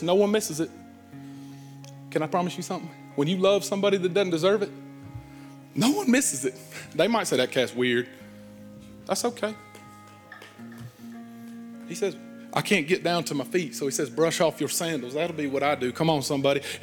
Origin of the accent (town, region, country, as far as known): United States